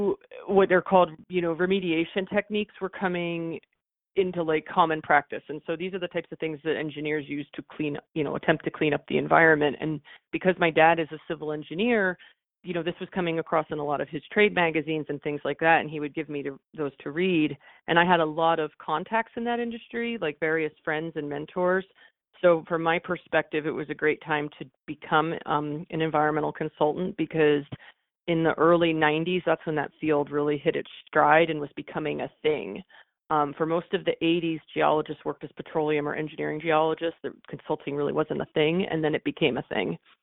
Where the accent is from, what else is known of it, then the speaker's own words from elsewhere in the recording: Allentown, Pennsylvania, United States; moved away; also born or lived in Philadelphia; I was born in Philadelphia and then grew up in a town about an hour and a half outside of Philadelphia called Allentown.